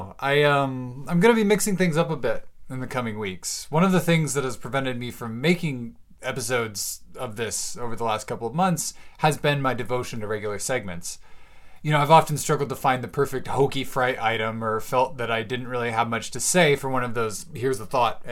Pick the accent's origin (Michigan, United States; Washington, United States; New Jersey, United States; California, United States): Washington, United States; Bellingham; I'm now moved in and settled into a very cozy little cabin here in Bellingham, Washington, my hometown.